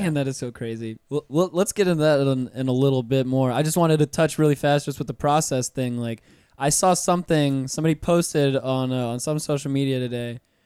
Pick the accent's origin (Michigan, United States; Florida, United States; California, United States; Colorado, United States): Florida, United States; Pensacola; now in Orlando, United States; I grew up in Pensacola, like, right on the beach